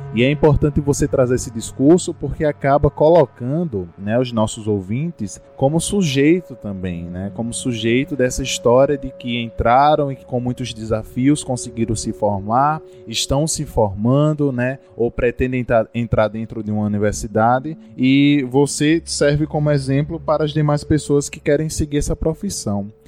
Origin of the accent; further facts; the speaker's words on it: interior of Bahia, Brazil; eu como aluno do interior da Bahia